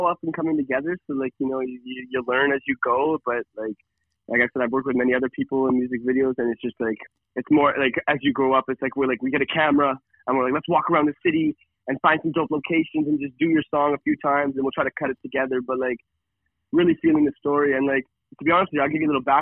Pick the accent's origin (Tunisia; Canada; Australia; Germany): Canada; Kelowna, British Columbia; moved away as an adult; now in Calgary, Canada; when I was 18 and I was growing up in Kelowna, I decided that once I graduated, that Calgary was my spot to be